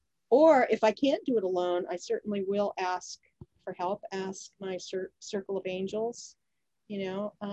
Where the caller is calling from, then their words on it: Annapolis, Maryland, United States; Oh, I'm calling you from Annapolis, Maryland.